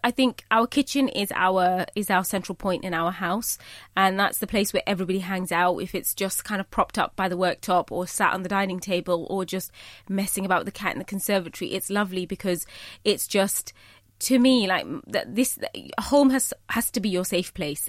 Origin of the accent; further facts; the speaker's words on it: United Kingdom; I am Bangladeshi, you know, I'm British, but I'm also a Muslim